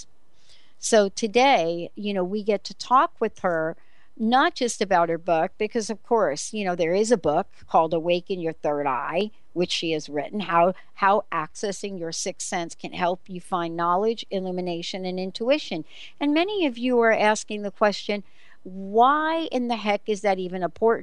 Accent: New York City, New York, United States; I'm the girl from the Bronx

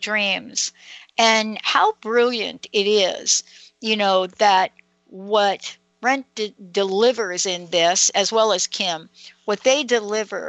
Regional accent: New York City, New York, United States; I'm a girl from New York City

